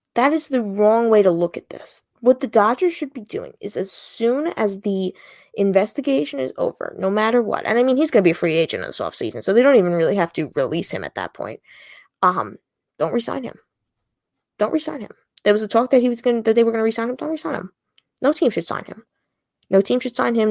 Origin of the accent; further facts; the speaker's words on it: Long Island, New York, United States; I'm from Long Island